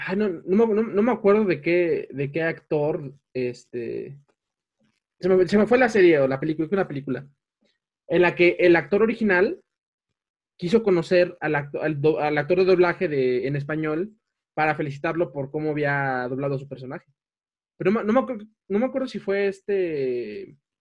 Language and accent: Spanish; Mexico; en México que tenemos el acento norteño